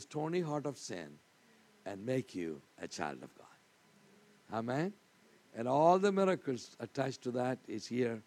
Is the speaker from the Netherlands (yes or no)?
no; India; I'm from India.